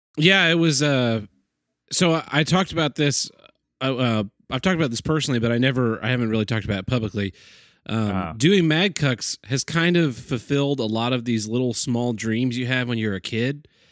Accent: Oklahoma, United States

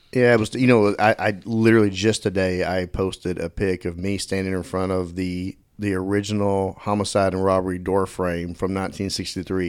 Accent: Dallas, Texas, United States; also born or lived in Quinlan, Texas; I grew up in Dallas and moved out to Little Quinlan, Texas for high school

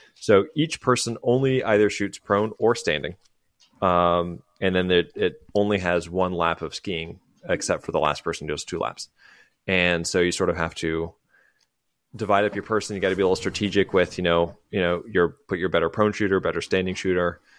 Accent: United States; as an American

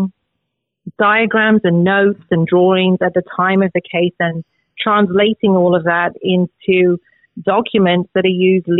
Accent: London, United Kingdom; moved away as an adult; also born or lived in Oxford / Wales; I am originally from England, grew up in London

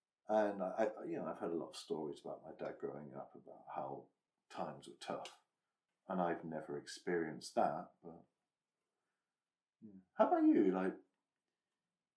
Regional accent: Stamford, East Midlands, United Kingdom; where I'd been growing up in Lincolnshire, in Stamford, Lincolnshire

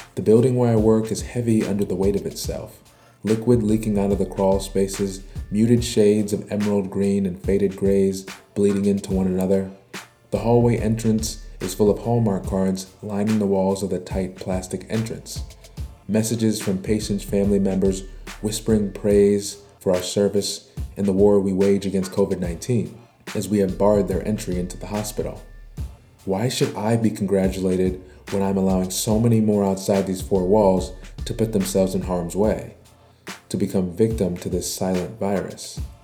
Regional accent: Baltimore, Maryland, United States; my hometown, Baltimore, Maryland

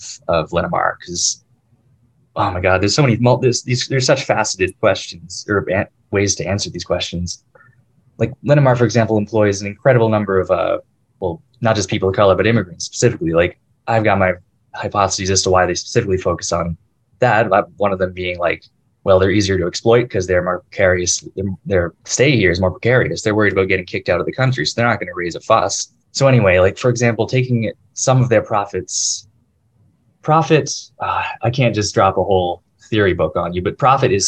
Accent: Oshawa, Ontario, Canada; moved away as an adult; now in Guelph, Canada; I grew up born and raised in Oshawa, east end of GTA

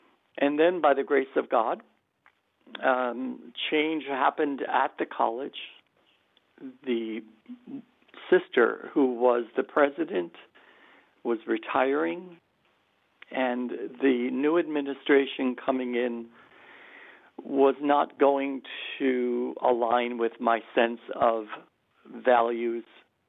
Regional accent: New Jersey, United States; moved away as an adult; also born or lived in Buffalo, New York; I was born in New Jersey

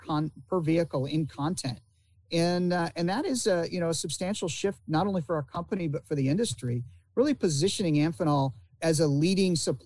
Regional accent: Indiana, United States; also born or lived in Ilion, New York / Michigan; now in Florida, United States; I spent quite a bit of my youth in Indiana, going to school there

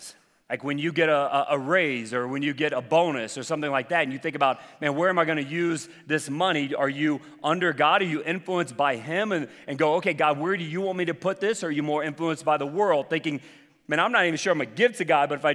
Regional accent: the South, United States; I'm from the South

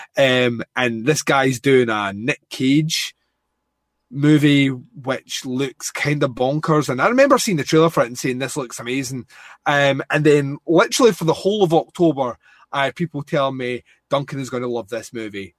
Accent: Scotland, United Kingdom

